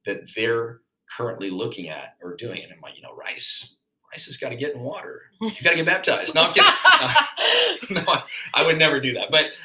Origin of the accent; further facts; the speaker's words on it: Spokane, Washington, United States; I was born and raised in Spokane, Washington, to a pretty rough background